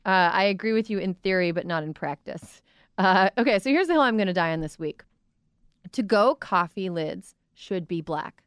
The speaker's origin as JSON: {"language": "English", "region": "Midwest", "country": "United States", "said": "I'm from the Midwest"}